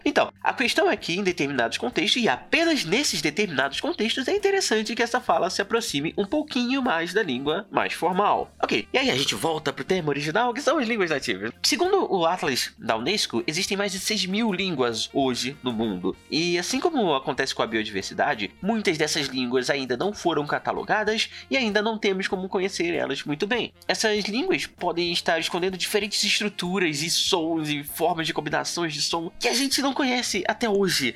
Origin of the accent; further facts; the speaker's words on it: Brazil; essa é a nossa língua nativa aqui no Brasil